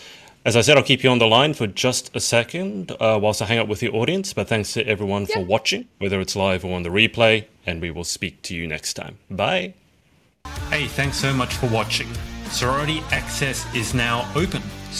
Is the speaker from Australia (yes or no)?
yes; Australia; Come in really handy also being an Australian, I gotta say.